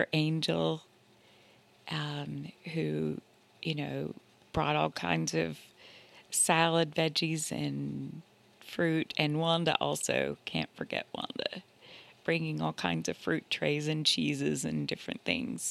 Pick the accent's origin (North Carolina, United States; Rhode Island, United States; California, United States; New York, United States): North Carolina, United States; Asheville; moved away as an adult; also born or lived in Atlanta, Georgia; I had just moved from Atlanta back to Asheville, which is my hometown.